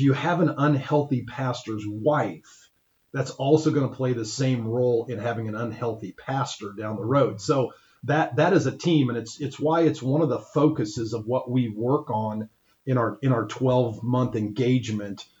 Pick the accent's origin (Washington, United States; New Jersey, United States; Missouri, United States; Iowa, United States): Iowa, United States; Ankeny; now in Crawfordsville, United States; I grew up in Ankeny, Iowa